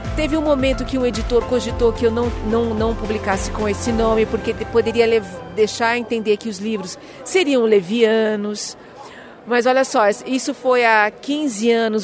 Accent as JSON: {"language": "Portuguese", "region": "São Paulo", "country": "Brazil", "tie": "born or raised there", "said": "Eu sou eu sou brasileira, nasci em São Paulo"}